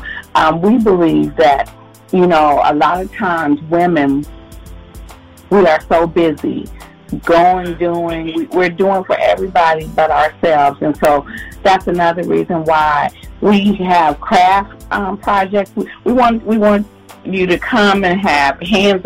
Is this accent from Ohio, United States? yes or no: yes; Ohio, United States; moved away; also born or lived in Charlotte, North Carolina; I'm from Ohio